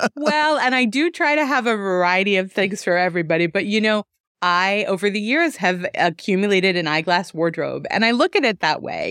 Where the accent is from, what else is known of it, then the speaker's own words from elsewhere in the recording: New York, United States; moved away as an adult; also born or lived in Denver; now in Detroit, United States; I'm originally from New York. I was born and raised out there